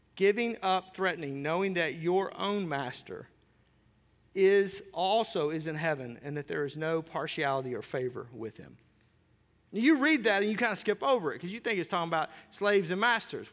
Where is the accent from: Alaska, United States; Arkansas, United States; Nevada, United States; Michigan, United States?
Arkansas, United States; I grew up in Arkansas.